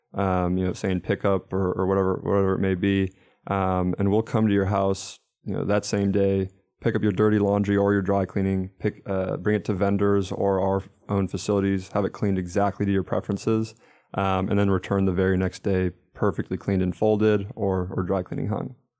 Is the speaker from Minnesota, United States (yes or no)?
yes; Minnesota, United States; moved away as an adult; now in North Carolina, United States; I'm from Minnesota originally, uh, ended up down in North Carolina by way of Wake.